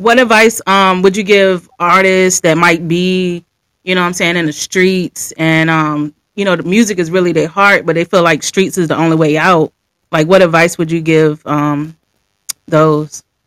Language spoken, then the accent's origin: English; Virginia, United States; I'm from Virginia